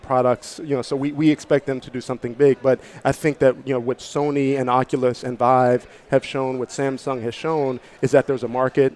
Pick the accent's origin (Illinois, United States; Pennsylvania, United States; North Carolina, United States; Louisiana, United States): Pennsylvania, United States; Pittsburgh; I'm from Pittsburgh.